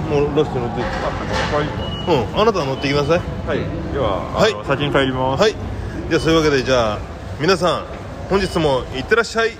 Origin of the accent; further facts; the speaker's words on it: Yokohama, Kanagawa, Japan; 地元、地元の横浜の